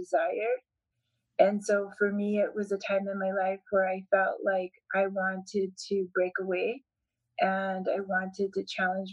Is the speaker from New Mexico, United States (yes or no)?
yes; Hernandez, New Mexico, United States; also born or lived in Colorado; my parents lived in Colorado, and then we inherited land from my mother's parents, and so we moved to Hernandez